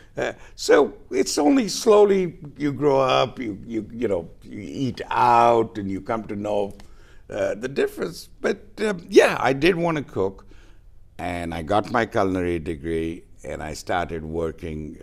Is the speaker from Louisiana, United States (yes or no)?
yes; New Orleans, Louisiana, United States; moved away as an adult; also born or lived in Tokyo, Japan; now in Goa, India; I grew up in the South, in the U.S.